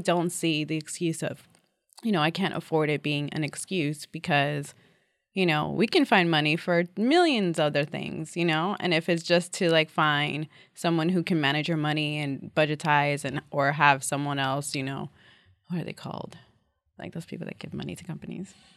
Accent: New York City, New York, United States; I'm a New Yorker, born and bred.

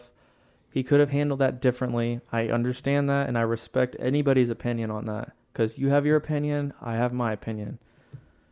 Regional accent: United States; being an American

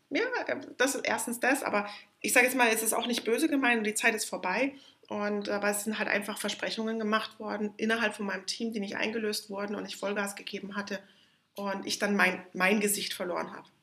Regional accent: near Munich, Bavaria, Germany; Ich bin in der Nähe von München aufgewachsen

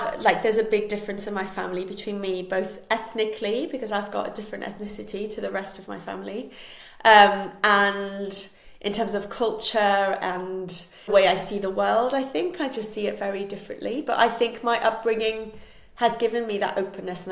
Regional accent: Switzerland; first language Spanish; English is a second language; I was raised in Switzerland, and we moved there before I was two. So for me, Switzerland is home, but I would define myself as Spanish

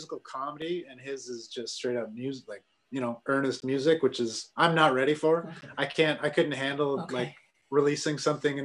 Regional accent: Sault Ste. Marie, Ontario, Canada; moved away as an adult; now in Ottawa, Canada; I grew up in Sault Ste. Marie

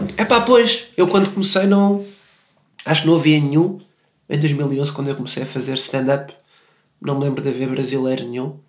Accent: Portugal; accent: European Portuguese

